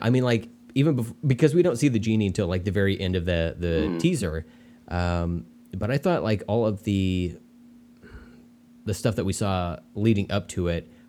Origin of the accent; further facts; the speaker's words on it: India; I really wanted it to because I'm Indian, and I was like, oh, this should be for me.